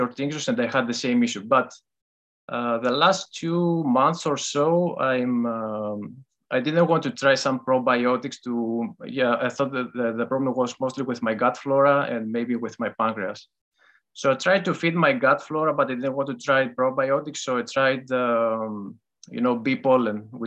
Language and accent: English; Greece; English is a second language; moved away as an adult; now in Netherlands; Greece. Yes, I was originally born in Greece, but I live in the Netherlands for the last 2 years or so.